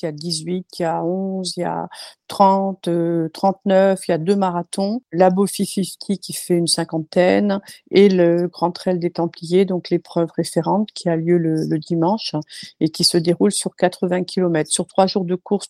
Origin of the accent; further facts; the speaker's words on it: Bourges, Centre-Val de Loire, France; moved away as an adult; also born or lived in Rodez; now in Millau, France; on est originaire du centre de la France, donc euh, de, Bourges